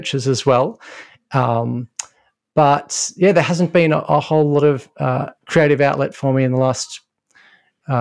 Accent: Melbourne, Victoria, Australia; I grew up in Melbourne in Australia and this is where I am now

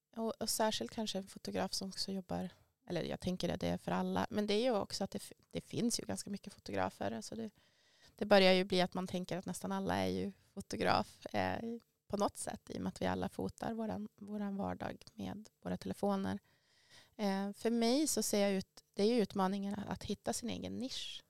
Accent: Västerbotten County, Sweden; jag är ju från Västerbotten ursprungligen också

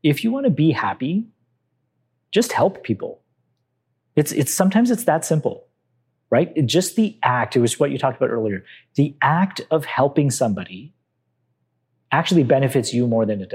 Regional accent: Canada; I'm Canadian. I was born and raised here

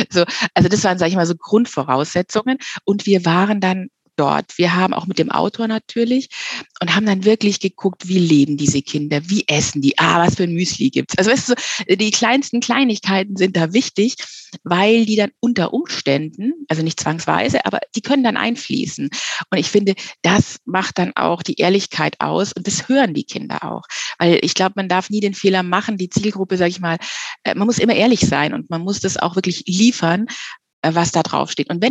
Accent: Munich, Bavaria, Germany; wir sind aus München, ja, und was liegt da näher als eine richtig genuin ehrliche äh, Hörspielreihe zu machen über die Kaderschmiede beim FC Bayern.

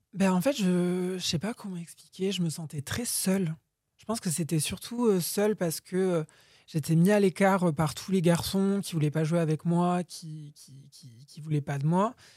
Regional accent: Boudy-de-Beauregard, Nouvelle-Aquitaine, France; moved away as an adult; also born or lived in Bordeaux; je suis né dans le Lot-et-Garonne, à Boudy de Beauregard. Euh, du coup, j'ai grandi là-bas

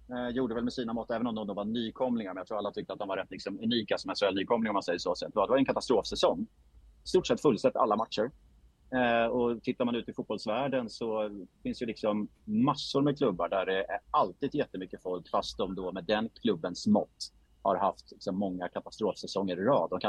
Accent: Gotland, Sweden; born there; moved away; Jag flyttade till Stockholm 1983. Eh, jag är född på Gotland eh, men hamnade i Stockholm eh, med min mamma.

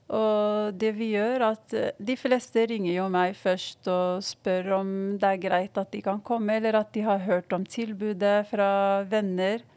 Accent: Morocco; now in Oslo, Norway; jeg kommer fra Marokko

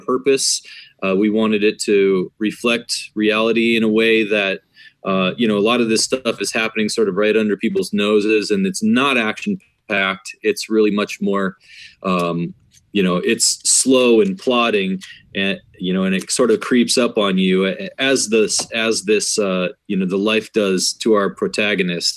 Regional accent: Iowa, United States; I grew up in Iowa myself

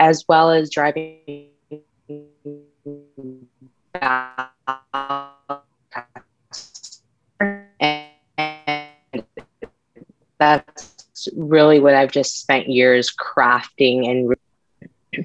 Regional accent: San Diego, California, United States; also born or lived in Connecticut; We actually moved from Connecticut, where I was born, to San Diego to be closer to my mom's siblings. I was brought up in a very close-knit family

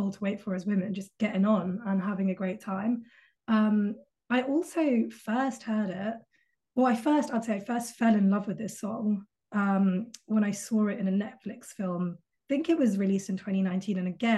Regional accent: United Kingdom; We would hop on, because we're all British, so we would all meet at King's Cross

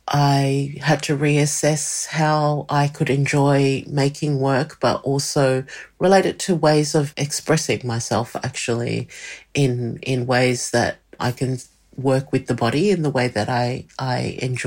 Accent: Australia; using the power that I have as an Australian to do that.

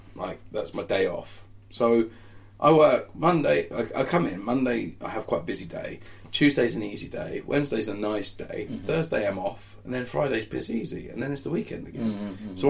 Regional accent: Portsmouth, South East England, United Kingdom; accent: Pompey; I'm from Portsmouth, and sometimes, like, I do slip into a little bit of what we call Pompey.

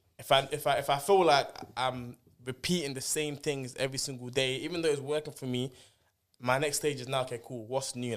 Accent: Nigeria; now in United Kingdom; we're all Nigerian, but I actually lived in Nigeria

